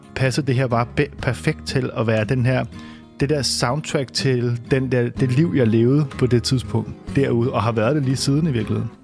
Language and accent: Danish; Copenhagen, Capital Region of Denmark, Denmark; vi sidder jo i en øh, helårshaveforening i Sydhavnen, hvor at, øh, jeg simpelthen har boet hele mit liv. Øh, det er mit barndomshjem, vi sidder